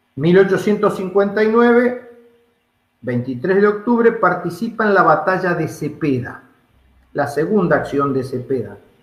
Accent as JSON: {"language": "Spanish", "country": "Argentina", "said": "los argentinos, como argentinos, como latinoamericanos que somos"}